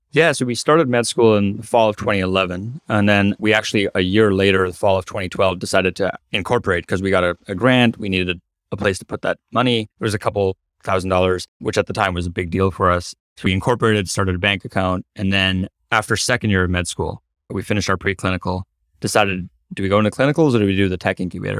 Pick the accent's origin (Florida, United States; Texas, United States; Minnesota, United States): Florida, United States; Cape Canaveral; also born or lived in Africa; I was born in Africa to Indian parents, moved to Cape Canaveral, Florida, where I'm recording the podcast right now. Cape Canaveral is known for NASA and now SpaceX. So they're, basically grew up around all these amazing technologists